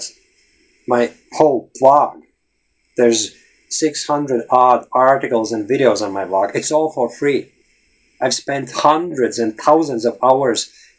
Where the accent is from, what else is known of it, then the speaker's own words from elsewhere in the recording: Latvia; English is a second language; I'm from Latvia